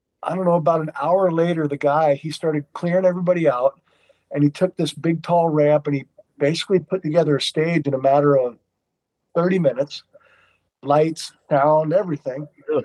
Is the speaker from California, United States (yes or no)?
yes; Ventura County, Southern California, United States; I'm from Southern California, a little bit outside of LA, Ventura County area.